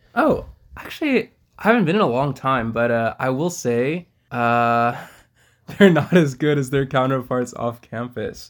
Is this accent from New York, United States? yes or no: no; Iowa, United States; I was born in Iowa